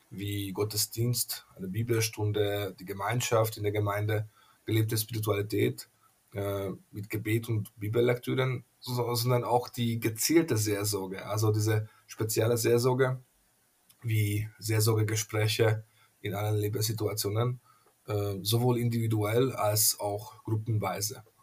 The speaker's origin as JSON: {"language": "German", "country": "Hungary", "first_language": "Hungarian", "second_language": "German", "said": "aus den Ungarischen, also aus meiner Muttersprache, weil äh, auf Ungarisch heißt gesund äh, Egész Séges"}